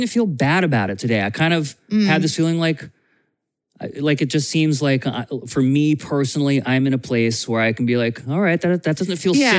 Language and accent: English; Vermont, United States; moved away; I'm from Vermont, so I don't take this for granted. Like, we have winter in Vermont sometimes until, like, late April.